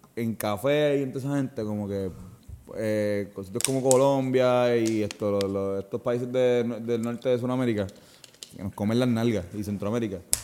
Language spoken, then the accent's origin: Spanish; Puerto Rico